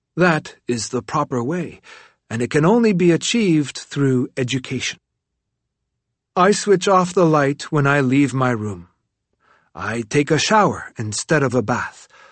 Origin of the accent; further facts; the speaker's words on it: Tibet, China; now in Dharamsala, India; Tibetan refugees who I meet in my exile in Dharamsala makes me fear that my home country is rather the opposite of a paradise